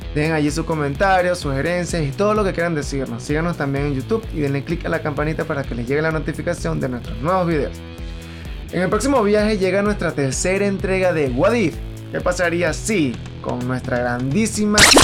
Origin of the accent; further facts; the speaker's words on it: Venezuela; somos venezolanos, segundo porque vivimos en Latinoamérica